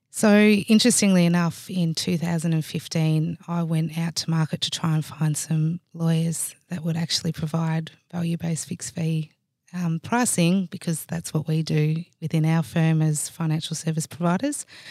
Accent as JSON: {"language": "English", "town": "Swan Hill", "region": "Victoria", "country": "Australia", "tie": "born or raised there", "said": "I actually grew up in a small country town called Swan Hill, which is about three and a half hours northwest of here."}